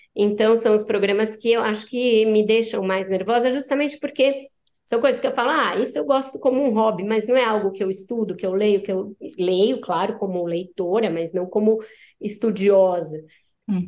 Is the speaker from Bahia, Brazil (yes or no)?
no; ABC Paulista, São Paulo, Brazil; Aí eu cresci no ABC, eu sou paulistana, mas cresci no ABC